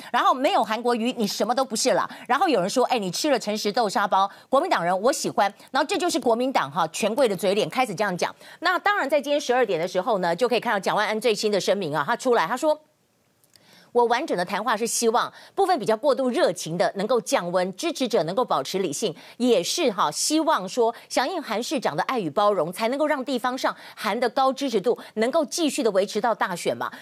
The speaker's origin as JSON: {"language": "Chinese", "country": "Taiwan", "said": "我们台湾人的命不是命吗"}